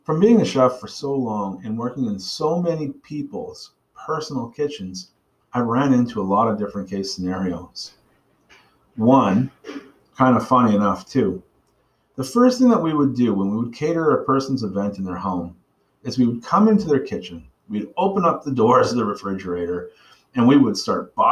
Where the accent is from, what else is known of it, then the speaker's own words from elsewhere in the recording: Bedford, Nova Scotia, Canada; I grew up in Bedford, Nova Scotia